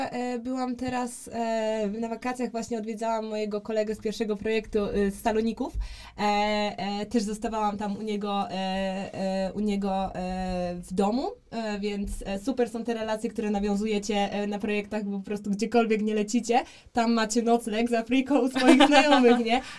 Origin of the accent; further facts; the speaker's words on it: Poland; My mówimy, e, że jesteśmy z Polski